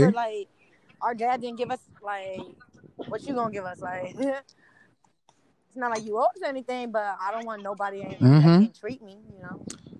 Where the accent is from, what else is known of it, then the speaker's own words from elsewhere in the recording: Jones Creek, Georgia, United States; I'm from Jones Creek, Georgia. I'm a digital marketing major for the music, preferably in music industry. I go to Georgia State University.